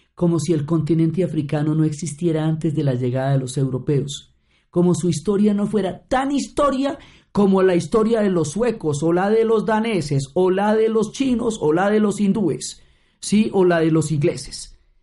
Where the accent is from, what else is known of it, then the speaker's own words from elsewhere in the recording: Colombia; como colombianos